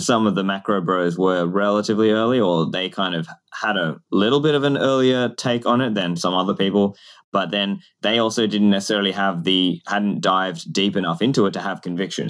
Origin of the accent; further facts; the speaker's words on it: Australia; I grew up in Australia